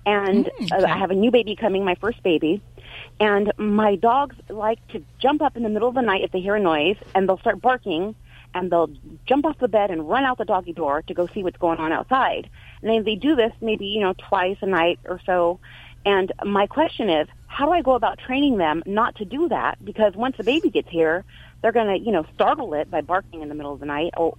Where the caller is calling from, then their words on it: Biola, California, United States; From Biola, California.